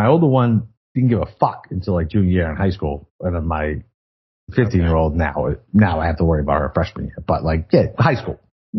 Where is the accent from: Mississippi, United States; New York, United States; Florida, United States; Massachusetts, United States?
Massachusetts, United States; I'm from Mass.